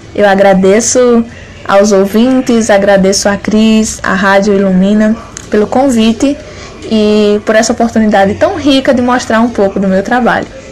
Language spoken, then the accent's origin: Portuguese; Nossa Senhora da Glória, Sergipe, Brazil; sou aqui de Nossa Senhora da Glória, Sergipe